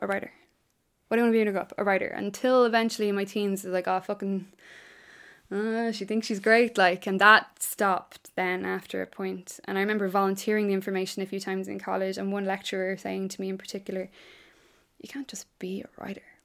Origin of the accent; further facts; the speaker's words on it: Ireland; I'm an Irish writer